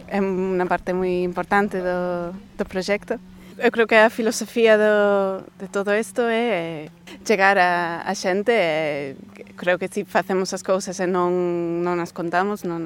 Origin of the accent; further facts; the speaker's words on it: England, United Kingdom; Galician is a second language; moved away as an adult; now in Spain; son inglesa.